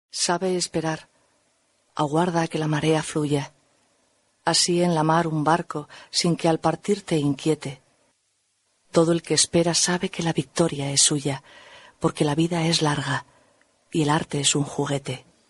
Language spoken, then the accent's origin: Spanish; Spain; soy española